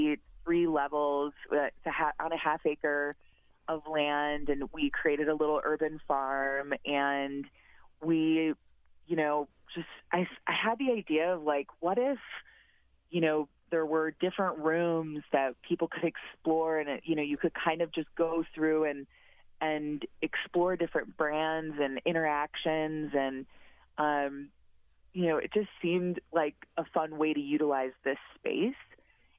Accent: Wisconsin, United States; moved away as an adult; also born or lived in Chicago, Illinois; now in Portland, United States; I'm a Midwesterner originally and lived in Wisconsin for a long time

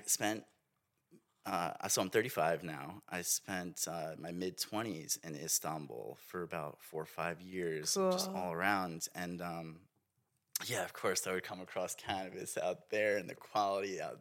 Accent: Long Island, Suffolk County, New York, United States; also born or lived in Brooklyn, New York; Family and everybody's from the Brooklyn area. And then I grew up in the Long Island, Suffolk County area of New York

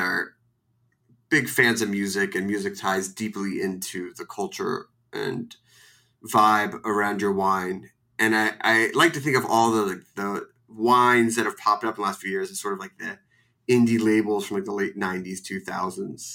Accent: Philadelphia, Pennsylvania, United States; moved away; I'm from Philly

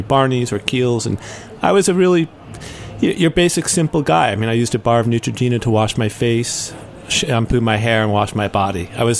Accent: New York, United States; My dad is from Bay Ridge. I'm from New York.

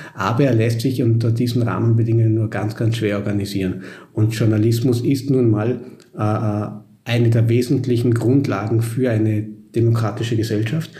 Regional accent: Vorarlberg, Austria; moved away as an adult; now in Vienna, Austria; Ich bin Vorarlberger

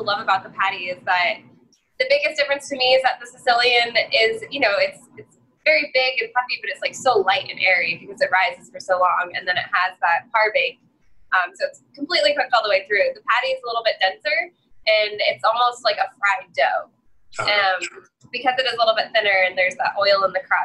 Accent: Boulder, Colorado, United States; I grew up in Colorado

